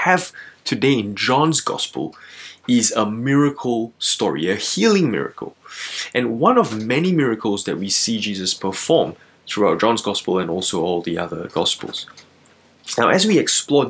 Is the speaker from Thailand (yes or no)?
no; Malaysia; now in Melbourne, Australia; I'm originally from Malaysia, and I've lived here in Melbourne since the year 2007.